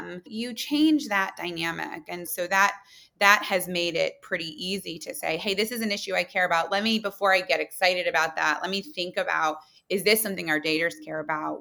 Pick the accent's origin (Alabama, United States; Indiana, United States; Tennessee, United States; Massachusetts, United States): Indiana, United States; Muncie; moved away as an adult; also born or lived in New York City; I'm a girl from Muncie, Indiana